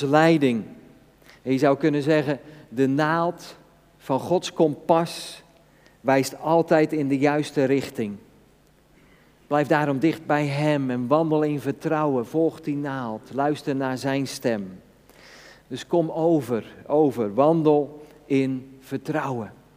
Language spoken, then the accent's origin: Dutch; Netherlands; Als Nederlanders zijn we redelijk gestructureerd